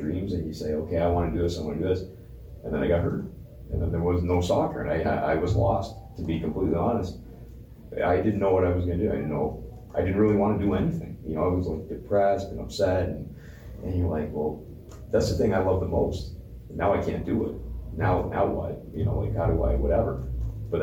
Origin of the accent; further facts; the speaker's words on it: Windsor, Ontario, Canada; I am from Windsor